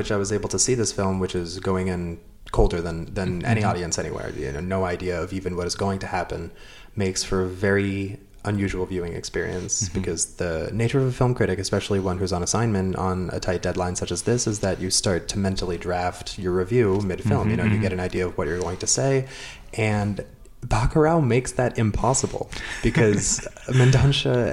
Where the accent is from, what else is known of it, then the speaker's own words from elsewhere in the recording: United States; as an American